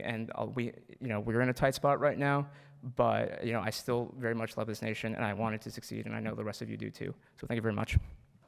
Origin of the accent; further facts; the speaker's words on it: Wheaton, Illinois, United States; I was born here in the United States, and I grew up in the great town of Wheaton, uh, uh, however, it's unfortunately located in the terrible state of Illinois.